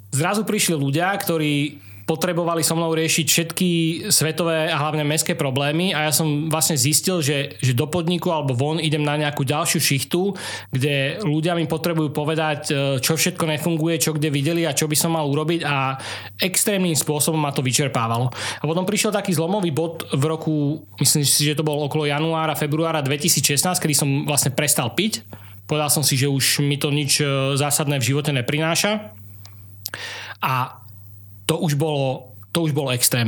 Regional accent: Trnava, Trnava Region, Slovakia; ja som sa narodil samozrejme v Trnave, v Trnavskej pôrodnici, ale prvých niekoľko rokov som prežil na prednádraží

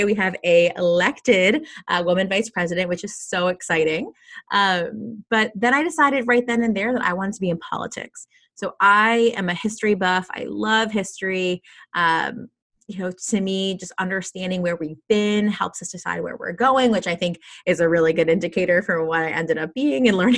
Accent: South Florida, United States; now in California, United States; I grew up in South Florida

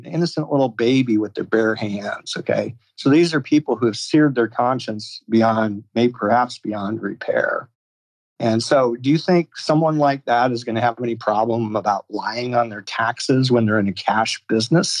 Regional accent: Iowa, United States; my home state of Iowa

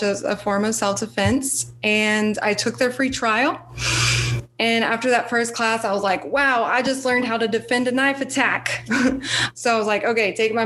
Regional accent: Austin, Texas, United States; I'm from Austin, like I mentioned before, the live music capital of the world.

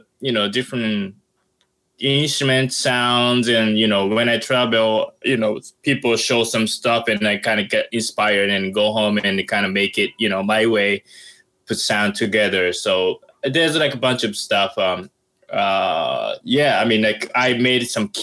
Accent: Sasebo, Nagasaki, Japan; English is a second language; moved away as an adult; also born or lived in Boston, United States; now in New York City, United States; my hometown is Nagasaki, and called the Sasebo City

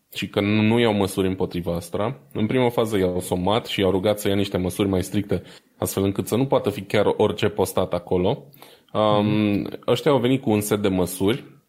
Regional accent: Romania; noi suntem români

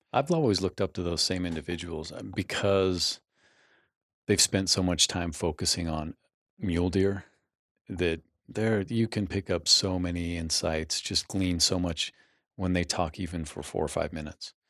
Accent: Utah, United States; growing up in Utah in the eighties

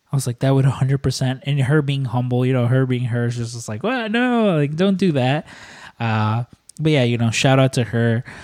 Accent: Chicago, Illinois, United States; I'm born and raised in Chicago

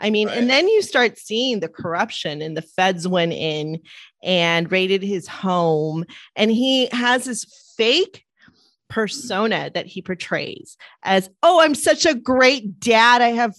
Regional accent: Los Angeles, California, United States; I grew up in Eagle Rock. So it's District 14.

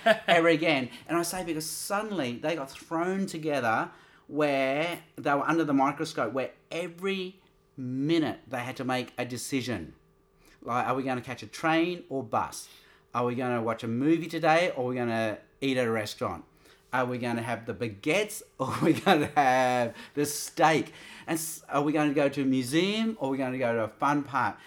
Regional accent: Australia; I'm Australian.

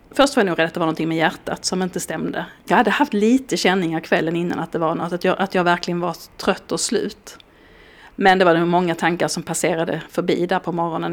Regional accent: Skåne, Sweden; moved away; jag som är skåning

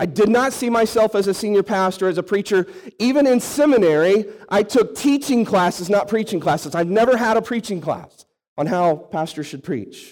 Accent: St. Louis, Missouri, United States; moved away as an adult; also born or lived in Arkansas; I was born and raised in St. Louis, outside St. Louis

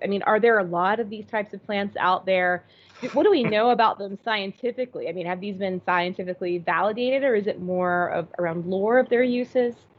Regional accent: Florida, United States; growing up in Florida

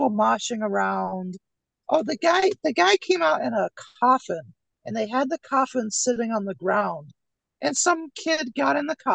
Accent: Rochester, New York, United States; my hometown, Rochester, New York

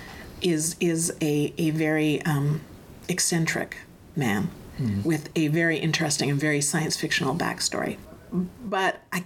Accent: Hinton, Alberta, Canada; the area that I grew up, which is Hinton, Alberta

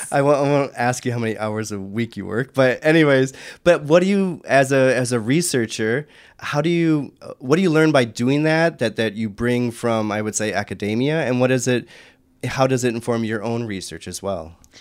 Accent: Michigan, United States; my home state of Michigan

